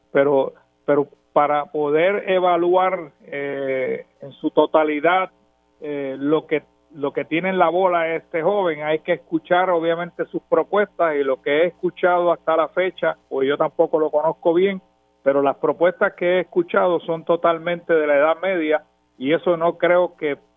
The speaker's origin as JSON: {"language": "Spanish", "country": "Puerto Rico", "said": "Eso para mí como popular primero y como puertorriqueño es totalmente inaceptable."}